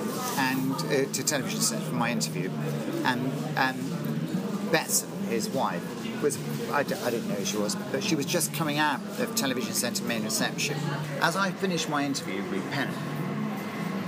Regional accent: Bristol, South West England, United Kingdom; I came from Bristol. Because I trained at the Old Vic.

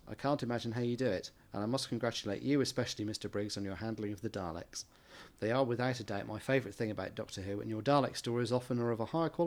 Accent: Australia; anyway, I'm from Australia, where Colin Baker is too at the moment.

